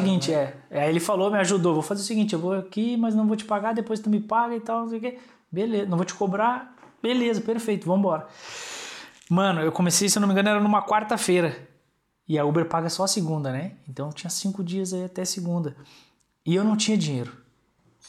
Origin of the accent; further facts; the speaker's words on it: Brazil; now in Portugal; É comum de onde eu venho, do Brasil